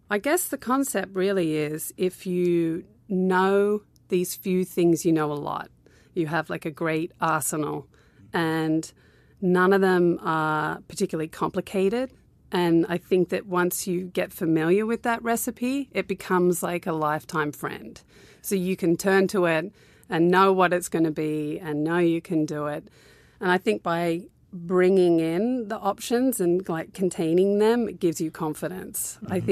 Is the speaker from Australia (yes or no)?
yes; Australia; also born or lived in Newcastle / Canberra / Sydney; I kind of grew up all around Australia. I was born in Newcastle, which is like two hours north of Sydney. And then we moved to Canberra, and then we went to the West Coast for four